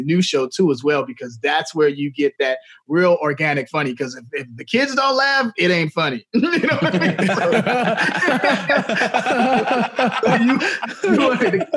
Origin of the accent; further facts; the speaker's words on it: Chicago, Illinois, United States; I'm from Chicago